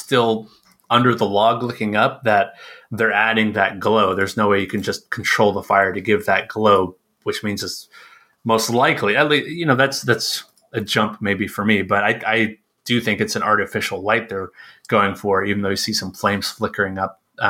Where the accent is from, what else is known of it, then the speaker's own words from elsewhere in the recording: Tennessee, United States; I grew up in the South in Tennessee